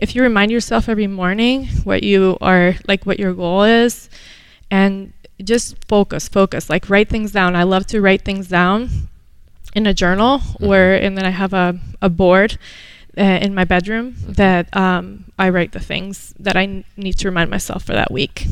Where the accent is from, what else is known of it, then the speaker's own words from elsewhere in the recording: Venezuela; moved away as an adult; now in United States; I was born here, moved to Venezuela when I was seven, and came back at the age of 19, ready for college